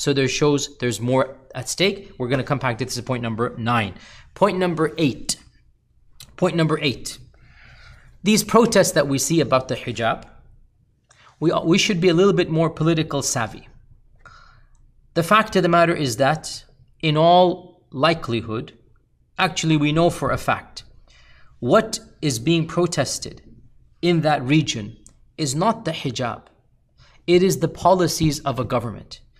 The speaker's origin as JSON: {"language": "English", "country": "United States", "said": "as a Muslim and as an American"}